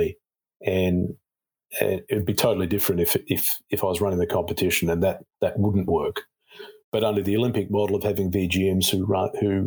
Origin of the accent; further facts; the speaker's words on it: Australia; moved away; I'm an Australian